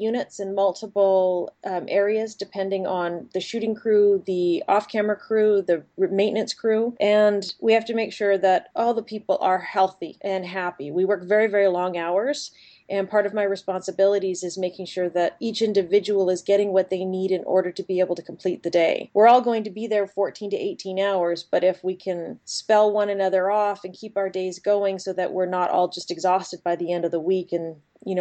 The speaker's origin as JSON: {"language": "English", "town": "Edmonton", "region": "Alberta", "country": "Canada", "tie": "born or raised there", "moved": "yes", "lives_now": "Vancouver, Canada", "said": "when I was growing up in Edmonton, Alberta"}